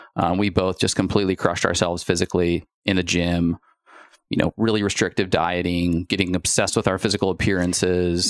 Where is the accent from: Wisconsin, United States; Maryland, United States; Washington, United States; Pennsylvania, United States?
Washington, United States; Spokane; we are childhood sweethearts, like, from Spokane, Washington